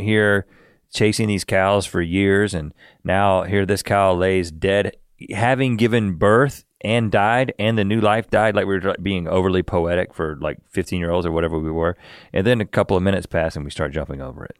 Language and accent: English; North Carolina, United States; I'm from North Carolina